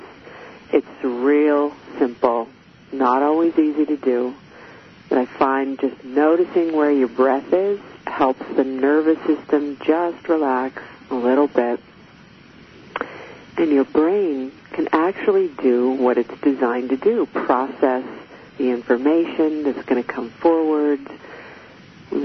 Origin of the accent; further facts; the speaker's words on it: United States; I am American